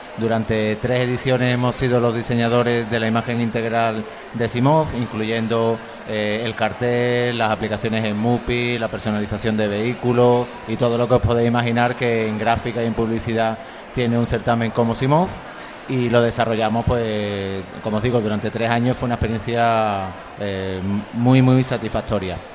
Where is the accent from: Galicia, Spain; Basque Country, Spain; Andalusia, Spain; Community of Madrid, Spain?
Andalusia, Spain; somos andaluces todo el estudio